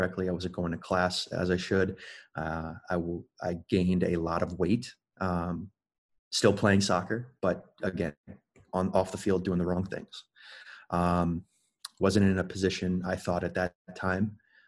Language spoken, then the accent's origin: English; Melbourne, Florida, United States; moved away as an adult; also born or lived in Belgium; Born and raised in Melbourne, Florida.